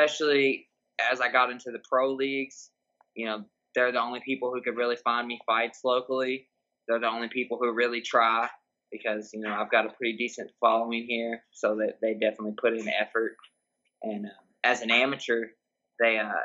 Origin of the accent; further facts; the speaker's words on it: Louisville, Kentucky, United States; I'm from Louisville, Kentucky. And I was born and raised here